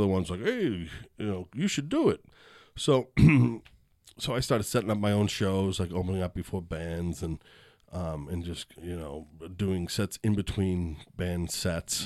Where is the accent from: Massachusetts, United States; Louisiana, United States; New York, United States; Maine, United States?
Massachusetts, United States; Boston; moved away; I'm from Boston